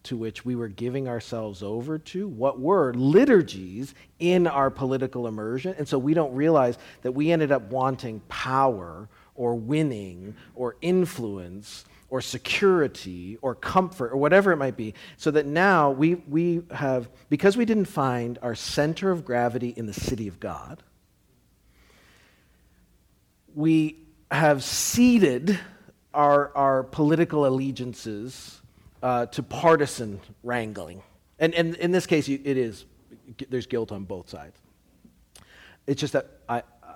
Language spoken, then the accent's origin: English; Canada; now in United States; I'm Canadian